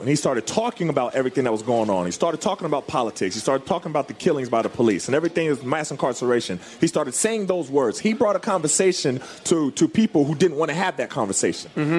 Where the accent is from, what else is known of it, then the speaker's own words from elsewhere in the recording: Tulsa, Oklahoma, United States; also born or lived in Harlem, New York; I was born in Harlem. I wasn't raised there. I grew up in Tulsa, Oklahoma, but I was born in Harlem.